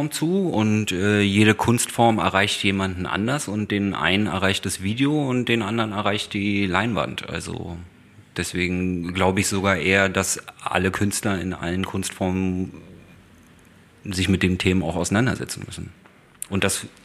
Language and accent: German; East Germany, Germany; bin ja auch äh, Ostdeutscher